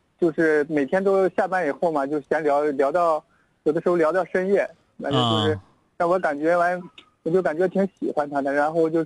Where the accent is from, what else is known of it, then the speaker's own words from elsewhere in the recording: Changchun, Jilin, China; moved away as an adult; now in Nanjing, China; 我是长春人